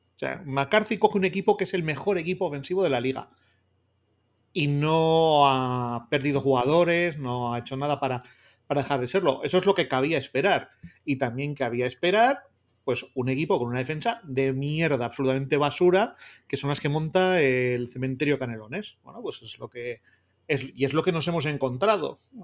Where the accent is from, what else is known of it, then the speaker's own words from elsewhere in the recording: Bilbao, Basque Country, Spain; que soy de Bilbao, que soy del Atlético